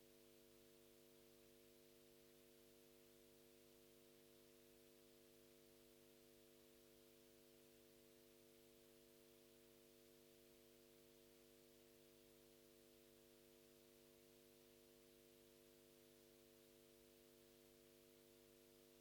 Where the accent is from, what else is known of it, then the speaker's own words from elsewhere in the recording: Luton, East of England, United Kingdom; moved away; my hometown of Luton